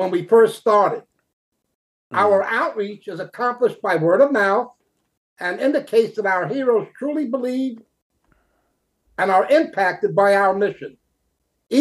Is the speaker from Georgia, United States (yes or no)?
no; New York City, New York, United States; born or raised there; moved away as an adult; also born or lived in Toms River, New Jersey; now in Florida, United States